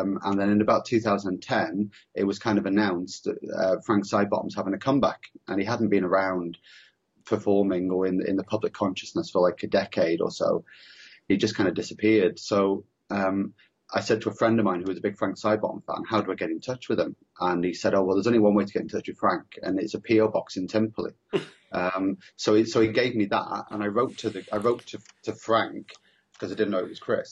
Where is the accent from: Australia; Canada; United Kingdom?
United Kingdom; Preston, North West England; I grew up in the Northwest as well. I grew up in Preston